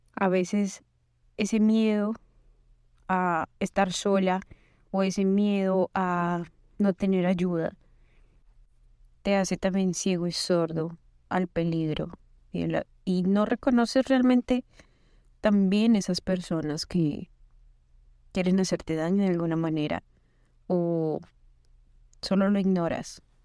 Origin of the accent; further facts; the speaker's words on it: Colombia; moved away as an adult; now in United States; Soy colombiana, estudié ingeniería